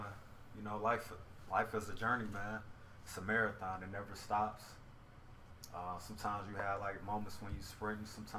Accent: Detroit, Michigan, United States; You know I'm from the West Side.

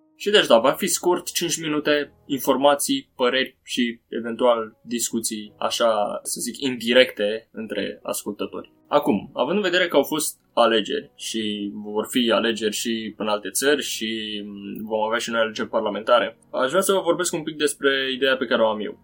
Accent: Romania; noi, uh, ca și români

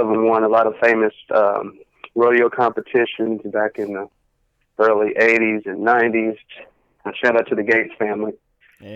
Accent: Cleveland, Texas, United States; also born or lived in Fort Worth, Texas; now in Bedford, United States; born and raised in Cleveland, Texas, uh, moved to Fort Worth

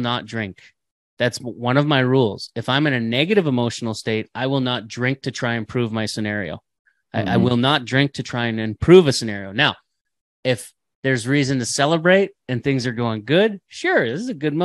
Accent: Canada; we're Canadian, eh?

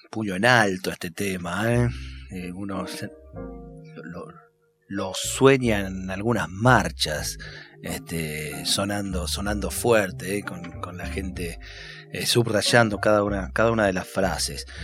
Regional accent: Suipacha, Buenos Aires Province, Argentina; Yo soy de Suipacha, provincia de Buenos Aires. Acá sobre la ruta 5, ahí cerquita entre Mercedes y Chivilcoy

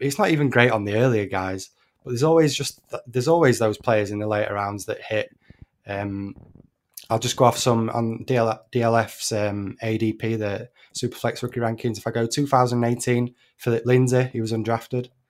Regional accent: United Kingdom; I'm a Brit

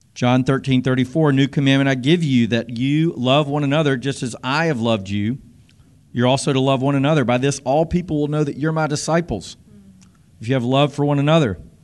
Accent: South Carolina, United States; moved away as an adult; growing up in the South, in South Carolina

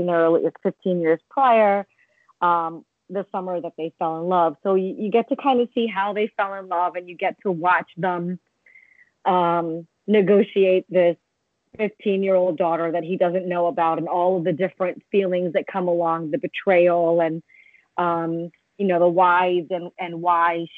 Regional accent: United States; I was born here

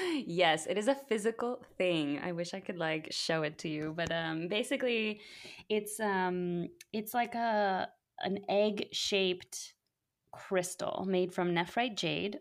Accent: United States; growing up in the States

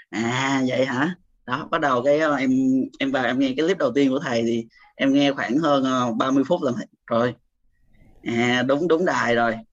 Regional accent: Củ Chi, Ho Chi Minh City, Vietnam; em sinh ra và lớn lên ở Củ Chi thầy hiện tại thì em sinh sống ở quận 8 em lên đây lúc sinh viên

